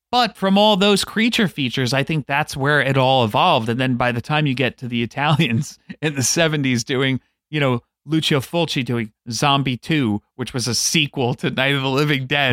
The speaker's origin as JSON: {"language": "English", "town": "New York City", "region": "New York", "country": "United States", "tie": "born or raised there", "said": "I grew up on Staten Island"}